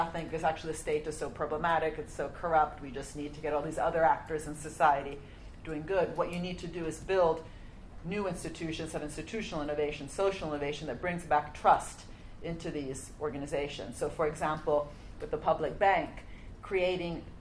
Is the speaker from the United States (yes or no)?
no; Italy; now in London, United Kingdom; I'm from Italy.